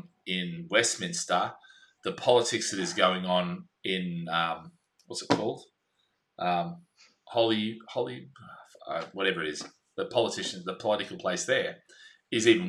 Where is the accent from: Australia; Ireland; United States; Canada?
Australia; I'm an Aussie